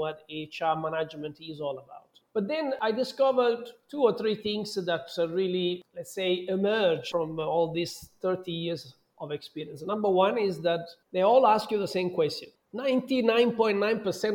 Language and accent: English; Southern Italy, Italy; moved away as an adult; also born or lived in London, United Kingdom / Dubai, United Arab Emirates; now in Mexico; my hometown, which is a touristic hotspot in the south of Italy.